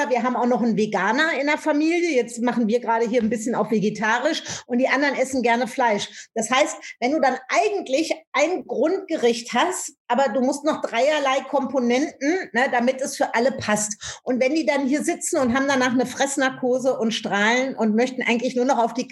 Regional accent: Rhineland, Germany; now in Berlin, Germany; Ich komme ja aus dem Rheinland, lebe aber in Berlin mittlerweile.

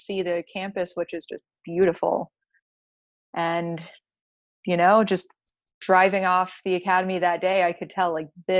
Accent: Georgia, United States; also born or lived in Florida; we grew up in Georgia and Florida, and my parents grew up in Connecticut.

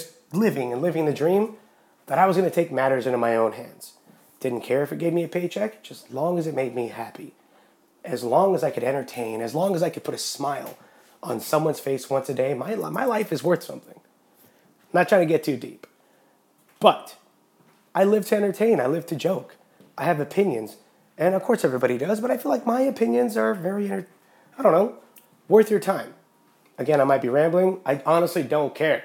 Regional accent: Yreka, California, United States; also born or lived in Los Angeles, California; Moved to a very, very quiet country community called Yreka, California

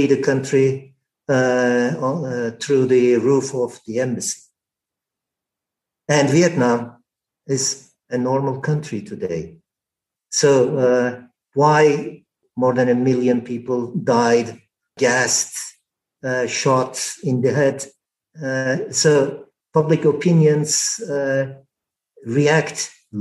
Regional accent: Turkey; moved away; I am Turkish.

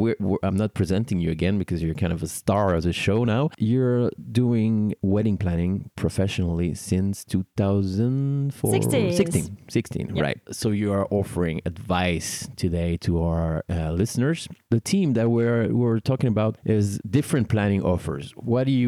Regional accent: Paris, Île-de-France, France; born or raised there

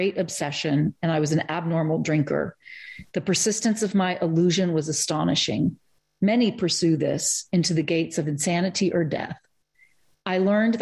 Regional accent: Eastern Kentucky, United States; moved away; also born or lived in Germany / Cambridge, Massachusetts; I'm from Eastern Kentucky

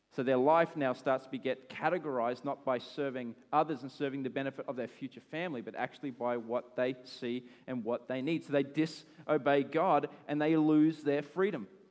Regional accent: Australia; I'm an Aussie

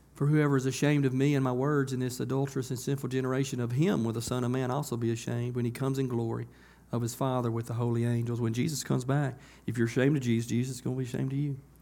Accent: United States; I grew up on Beaver Road, right up here in S Curve

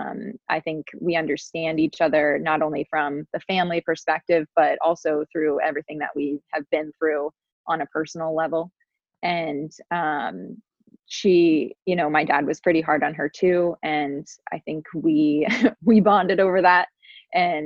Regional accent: Cincinnati, Ohio, United States; I grew up in Cincinnati, Ohio, lived on a cul-de-sac

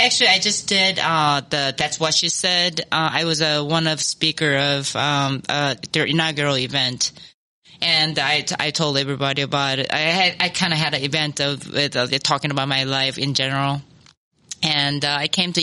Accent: Daegu, South Korea; born or raised there; moved away as an adult; also born or lived in Seoul, South Korea

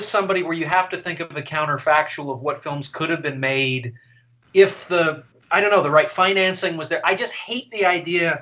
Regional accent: Canada; now in United States; I'm Canadian

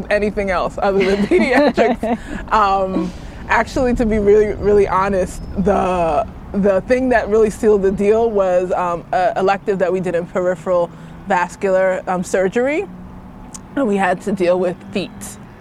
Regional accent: New York City, New York, United States; moved away; also born or lived in Queens, New York; I grew up in Brooklyn and then Queens. I'm a very city girl

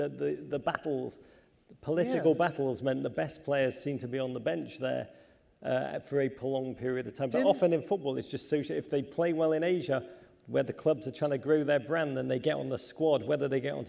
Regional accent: England, United Kingdom; We're English. We hate ourselves. We hate success.

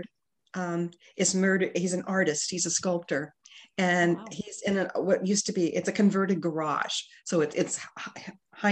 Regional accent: Burlington, Iowa, United States; my hometown of Burlington, Iowa.

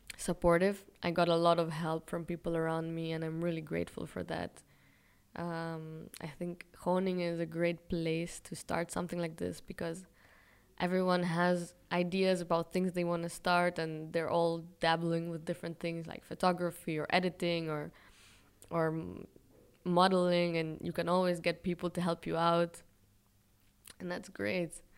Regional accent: Israel; moved away as an adult; also born or lived in Europe; i was born in israel by chance basically

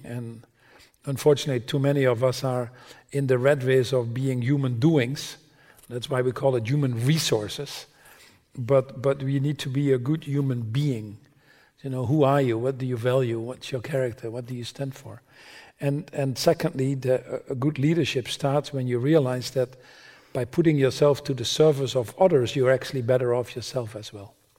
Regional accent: Netherlands; I was born in the Netherlands

